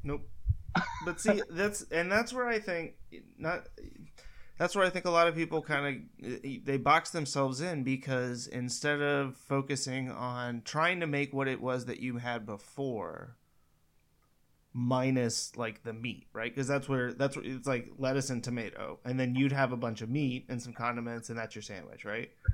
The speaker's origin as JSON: {"language": "English", "region": "Northern California", "country": "United States", "tie": "born or raised there", "said": "I grew up in Northern California"}